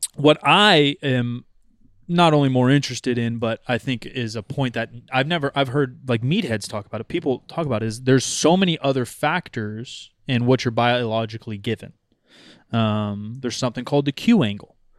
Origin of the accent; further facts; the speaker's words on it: United States; I'm fucking American